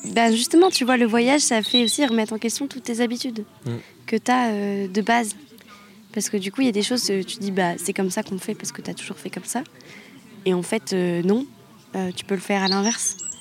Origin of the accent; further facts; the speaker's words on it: France; on est français